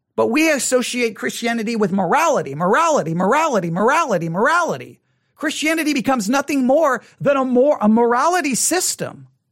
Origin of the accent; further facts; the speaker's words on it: West Texas, United States; I grew up in West Texas in the '80s